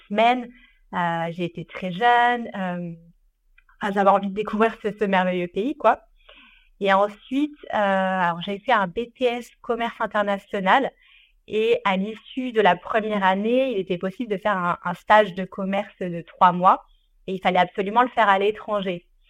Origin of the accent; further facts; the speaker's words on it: Ardèche, Auvergne-Rhône-Alpes, France; j'ai grandi en Ardèche